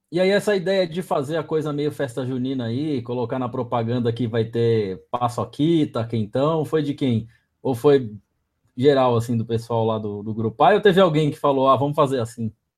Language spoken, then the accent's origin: Portuguese; São Roque, São Paulo, Brazil; accent: caipira; moved away; eu sou do interior também, né, sou de, de São Roque aqui, interior de São Paulo